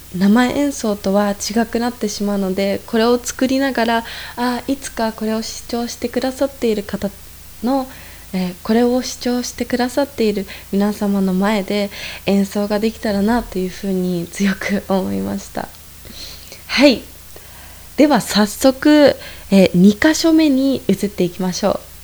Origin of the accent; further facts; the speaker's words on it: Ibaraki, Japan; also born or lived in Tokyo, Japan / New Zealand; now in Salzburg, Austria; 生まれは茨城県です